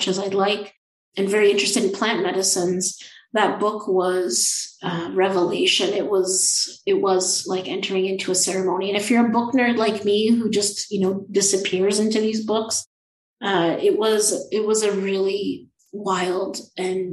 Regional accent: Thunder Bay, Ontario, Canada; I spent quite a bit of time growing up in Thunder Bay and in northwestern Ontario

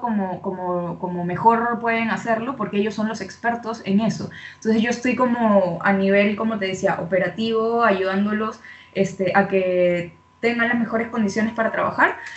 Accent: Peru; accent: Venezuelan; moved away; also born or lived in Venezuela; soy de, de Perú. Eh, como te comentaba antes, he vivido en Venezuela muchos años

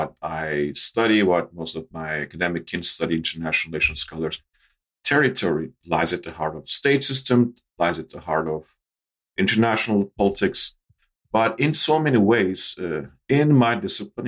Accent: Istanbul, Turkey; moved away as an adult; also born or lived in Spain / United Kingdom; now in United States; born and raised in Istanbul, Turkey. I just came to the United States for a PhD some 20 plus years ago

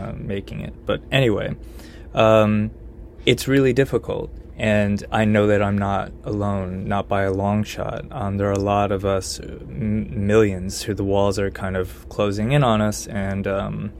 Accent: Connecticut, United States; now in Austin, United States; my home state of Connecticut

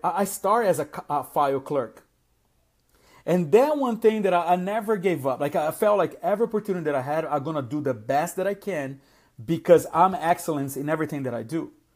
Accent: Brazil; English is a second language; also born or lived in South Florida; now in Atlanta, United States; I came from an immigrant background. I, I am from Brazil originally

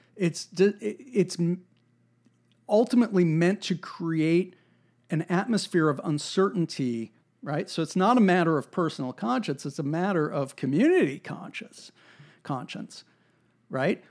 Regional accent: United States; there's something in our national character, there's something about being American that is ornery and contrary

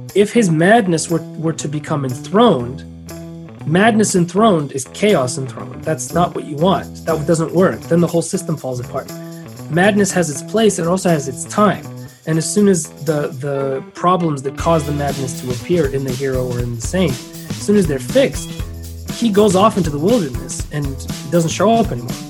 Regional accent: San Francisco, California, United States; i was born in san francisco

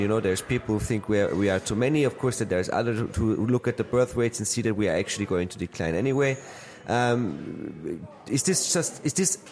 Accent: Austria; I come from Austria

